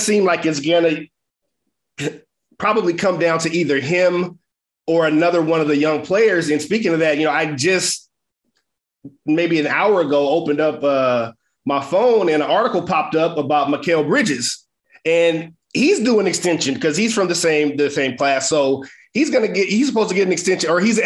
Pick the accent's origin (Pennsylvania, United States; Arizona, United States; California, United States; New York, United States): California, United States; moved away as an adult; now in Chicago, United States; I grew up in California